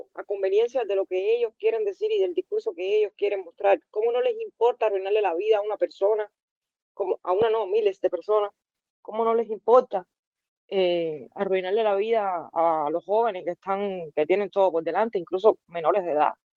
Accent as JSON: {"language": "Spanish", "country": "Cuba", "moved": "as an adult", "lives_now": "Germany", "said": "todos los cubanos"}